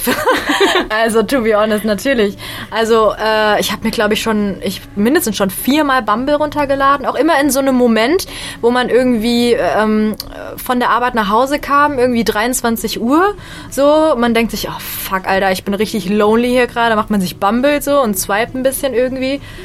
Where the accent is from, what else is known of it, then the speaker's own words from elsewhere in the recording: Bonn, North Rhine-Westphalia, Germany; ich bin Stand-Up-Comedian und ich komme aus Bonn